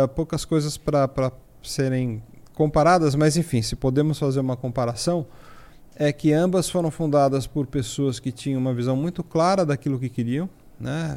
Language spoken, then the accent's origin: Portuguese; São Paulo, Brazil; eu sou natural aqui de São Paulo, lá do bairro do Ipiranga